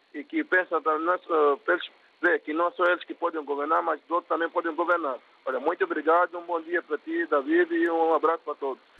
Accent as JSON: {"language": "Portuguese", "country": "Angola", "said": "eu sou de Angola"}